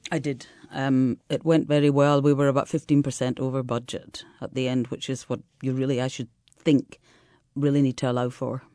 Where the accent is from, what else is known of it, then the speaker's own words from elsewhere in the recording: Scotland, United Kingdom; now in Italy; as a Scottish person